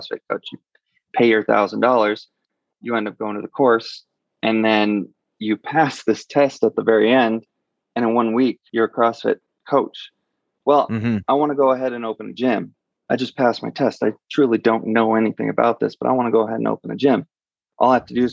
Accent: California, United States; moved away as an adult; now in Denver, United States; I'm from California originally

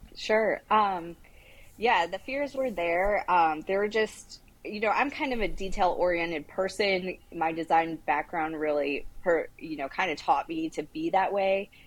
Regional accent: Toledo, Ohio, United States; I grew up in Toledo, Ohio. So I'm a Midwestern girl

